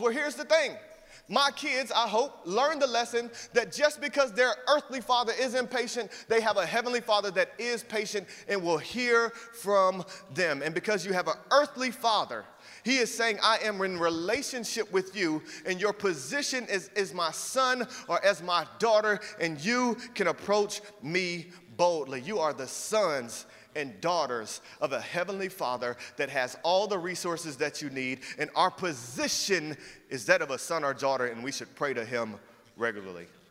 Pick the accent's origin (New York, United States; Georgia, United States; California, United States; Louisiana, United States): Georgia, United States; Atlanta; moved away as an adult; I lived in Atlanta, Georgia since I was 10 years old, and for several years as I grew up there